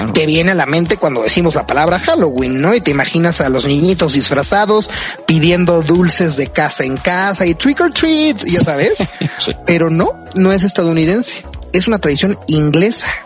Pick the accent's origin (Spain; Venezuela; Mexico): Mexico; somos mexicanos